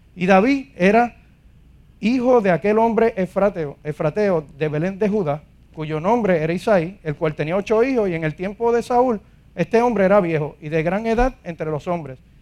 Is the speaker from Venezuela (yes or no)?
no; Ponce, Puerto Rico; soy de aquí de Ponce